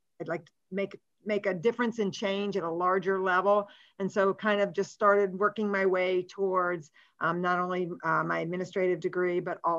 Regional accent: West Virginia, United States; moved away as an adult; now in Brighton, New York, United States; I came from West Virginia. Oh, Doug, everybody talks about my accent.

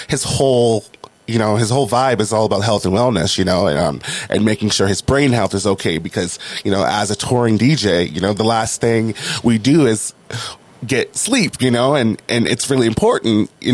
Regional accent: New Orleans, Louisiana, United States; also born or lived in Washington; now in Los Angeles, United States; I was born in New Orleans, Louisiana

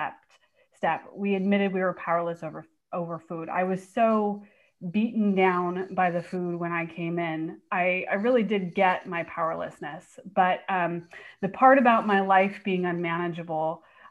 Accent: Bay Area, California, United States; now in Portland, United States; I actually live in Portland now, but I'm from the Bay Area.

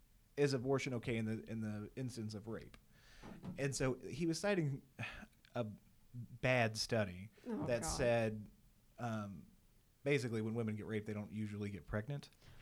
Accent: Odessa, Missouri, United States; I'm from Odessa, Missouri.

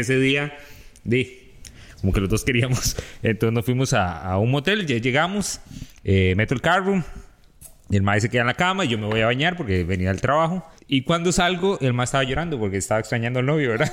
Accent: Heredia, Costa Rica; yo soy de Heredia

